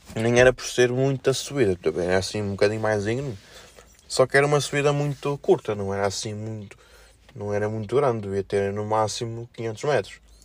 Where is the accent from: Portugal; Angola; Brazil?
Portugal; Felgueiras, Norte; accent: felgueirense; o meu sotaque mais felgueirense, mais aqui da zona